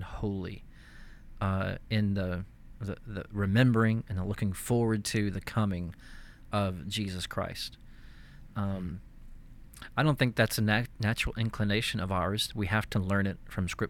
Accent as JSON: {"language": "English", "region": "East Texas", "country": "United States", "tie": "born or raised there", "said": "I grew up in East Texas"}